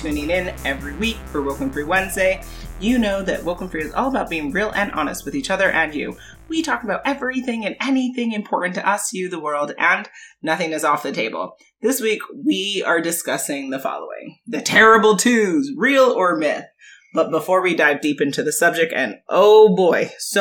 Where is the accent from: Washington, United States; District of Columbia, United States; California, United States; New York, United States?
New York, United States; we're from New York